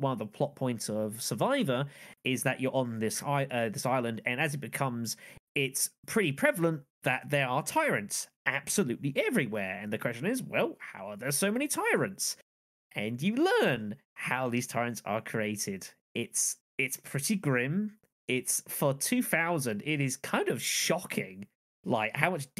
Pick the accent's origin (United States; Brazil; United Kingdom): United Kingdom; being British and not Australian